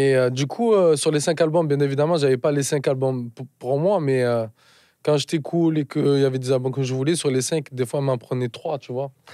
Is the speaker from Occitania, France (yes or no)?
no; Marseille, Provence-Alpes-Côte d'Azur, France; Je suis né à Marseille, j'ai grandi à Marseille